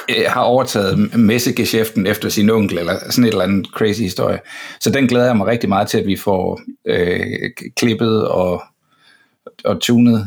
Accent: Denmark; jeg er fra Danmark

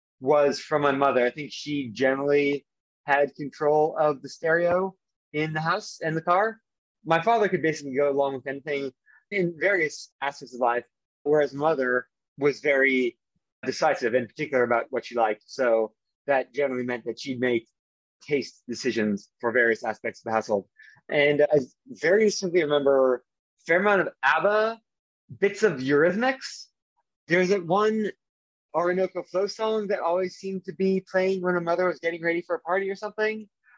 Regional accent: Toronto, Ontario, Canada; also born or lived in London, United Kingdom; So I mostly grew up around Toronto, the unofficial capital of Canada. But I did spend a fair amount of my childhood in London, England, with my father's family.

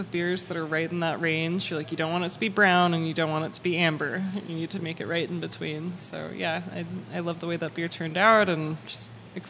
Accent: Santa Monica, California, United States; When I was a kid, when I was growing up in Santa Monica

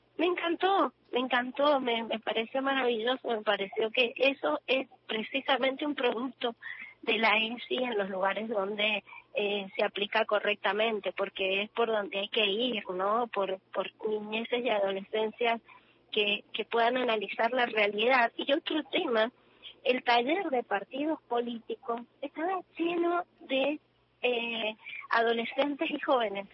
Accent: Mendoza, Argentina; yo soy de Mendoza

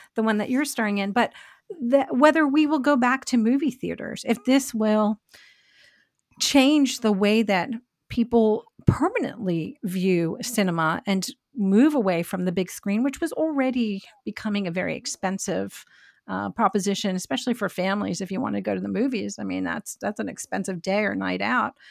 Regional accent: New York, United States; growing up in New York

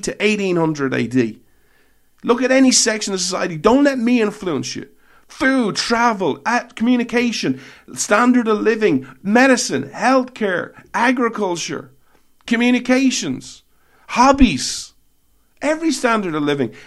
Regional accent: Ireland; I'm Irish

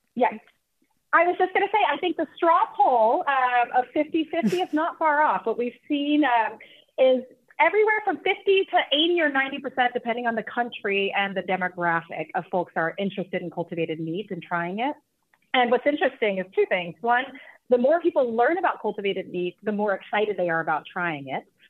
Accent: Texas, United States; I am from Texas

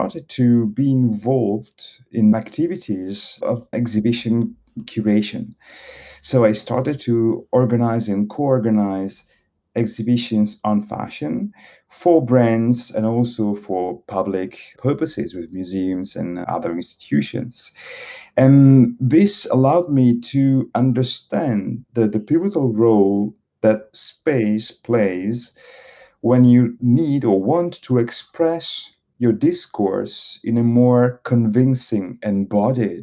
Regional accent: Italy; moved away as an adult; also born or lived in Bologna / Paris; I was born in Italy. I'm Italian

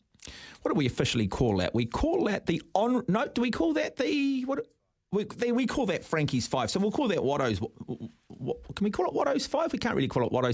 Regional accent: Auckland, New Zealand; being a hardcore Aucklander

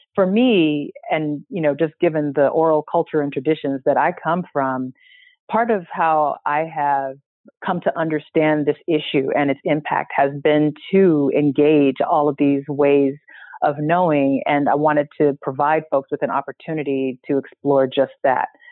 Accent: San Francisco, California, United States; I'm from San Francisco and grew up in a family and community that was always very concerned about civil rights

